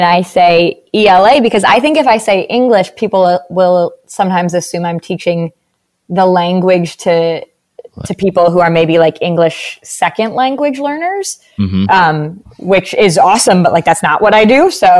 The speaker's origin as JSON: {"language": "English", "town": "Hudsonville", "region": "Michigan", "country": "United States", "tie": "born or raised there", "said": "For anyone who's not like from the area, it's very much so a Midwest kind of bubble."}